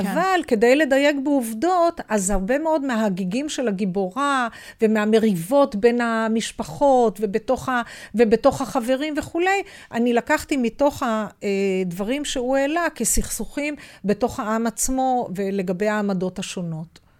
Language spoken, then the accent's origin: Hebrew; Haifa, Haifa District, Israel; אבל אנחנו הילדים גדלנו כולנו בתוך השכונה הזאת